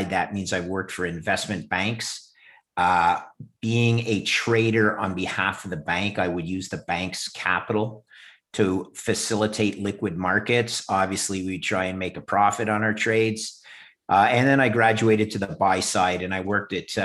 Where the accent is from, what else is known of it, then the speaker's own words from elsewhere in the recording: Montreal, Quebec, Canada; also born or lived in Ithaca, New York, United States; I'm Canadian. I grew up in Montreal